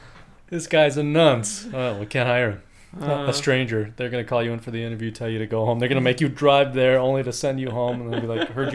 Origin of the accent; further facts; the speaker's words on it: United States; We're American.